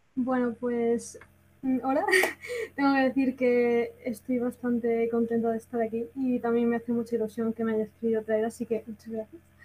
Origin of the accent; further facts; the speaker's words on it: Granada, Andalusia, Spain; soy de Granada, me siento muy orgullosa